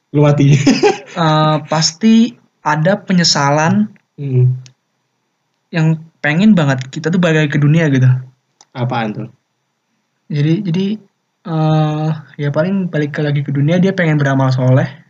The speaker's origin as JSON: {"language": "Indonesian", "region": "Aceh", "country": "Indonesia", "said": "Iya gue dari Aceh dah. Da biasa sering camuk sana. Dari Aceh jauh juga coba."}